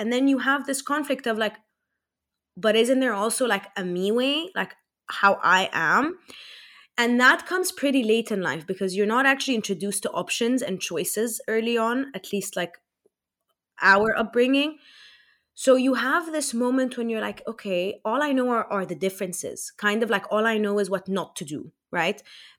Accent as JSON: {"language": "English", "country": "Egypt", "tie": "born or raised there", "also_born_or_lived": "United States / Saudi Arabia", "said": "I was born in America, raised in Egypt, lived in Saudi for the first 3 years of my life."}